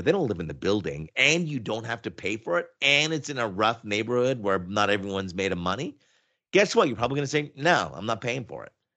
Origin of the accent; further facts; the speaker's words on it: Oshawa, Ontario, Canada; moved away as an adult; also born or lived in Montreal, Quebec; now in Toronto, Canada; for the most part, I grew up in Oshawa, Ontario